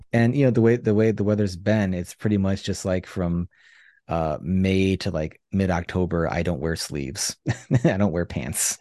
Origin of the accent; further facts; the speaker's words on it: Chicago, Illinois, United States; I was born and raised in Chicago